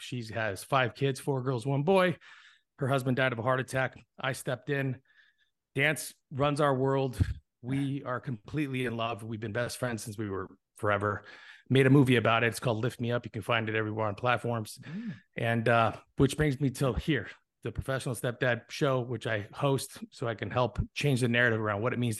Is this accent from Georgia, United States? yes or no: yes; Hinesville, Georgia, United States; born there; also born or lived in Europe / California / Arizona; I'm an Army brat. I was born in Hinesfield, Georgia. I lived in Europe. I lived in California, and I settled in Bisbee, Arizona, which is a really small town in the middle of Arizona next to the border.